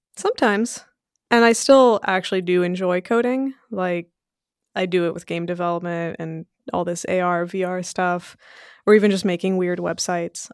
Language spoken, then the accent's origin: English; Sunnyvale, California, United States; English is a second language; also born or lived in Belgium / Portugal; we moved to Sunnyvale, California when I was five years old